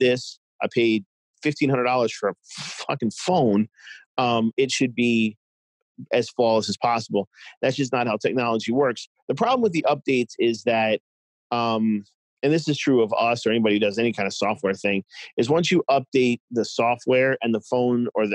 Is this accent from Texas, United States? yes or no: no; New York, United States; moved away as an adult; also born or lived in Boston; now in Cincinnati, United States; I'm originally from New York. I moved to Boston.